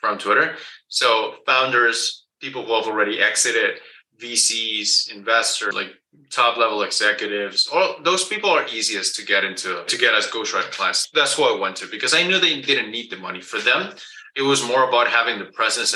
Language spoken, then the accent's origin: English; Guatemala; English is a second language; I was born and raised in Guatemala. That's below Mexico. So English is my second language